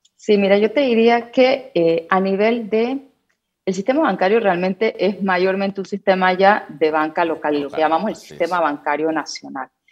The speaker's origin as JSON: {"language": "Spanish", "country": "Panama", "said": "como panameños"}